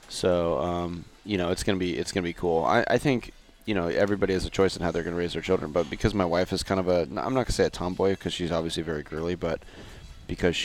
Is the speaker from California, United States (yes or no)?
yes; Huntington Beach, California, United States; also born or lived in Arlington, Texas; I grew up in Huntington Beach right in this neighborhood